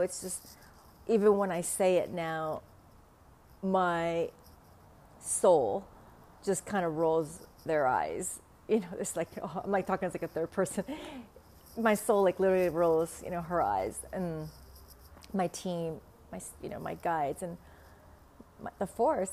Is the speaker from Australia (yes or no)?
no; Vietnam; accent: Vietnamese; first language Vietnamese; English is a second language; now in Los Angeles, United States; English is not my first language